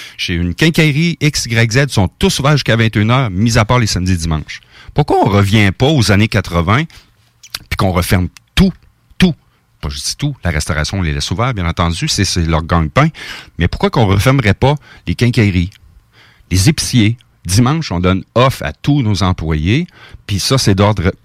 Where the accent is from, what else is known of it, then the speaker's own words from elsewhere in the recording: Portneuf region, Quebec, Canada; je suis natif de la région de Portneuf